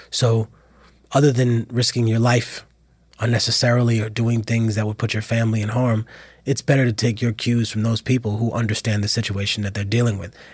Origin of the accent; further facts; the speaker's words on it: Peru; And oh, where are you from? I'm from Peru.